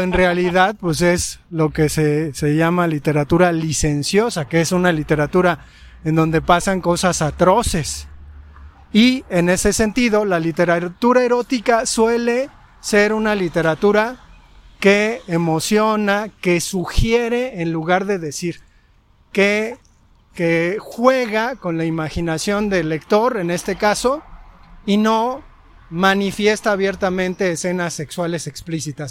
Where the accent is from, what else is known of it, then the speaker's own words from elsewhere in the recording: Mexico; como espectadores mexicanos